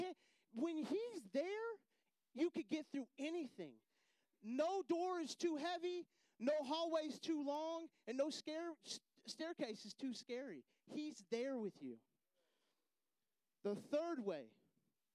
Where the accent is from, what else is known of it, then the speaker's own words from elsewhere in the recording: Texas, United States; moved away as an adult; also born or lived in Houston, Texas; I'm from Texas